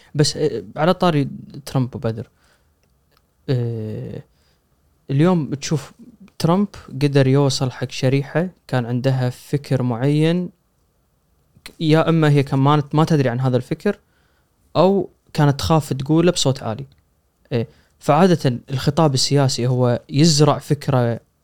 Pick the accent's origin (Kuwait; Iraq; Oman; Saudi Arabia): Kuwait; عندنا بالكويت الأغر